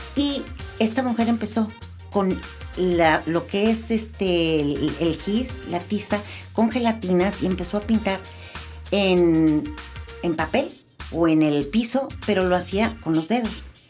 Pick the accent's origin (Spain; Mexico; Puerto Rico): Mexico; Guadalajara, Jalisco; Soy nacida en Guadalajara hace 66 años. Estudié ahí la carrera de diseño gráfico en la Universidad de Guadalajara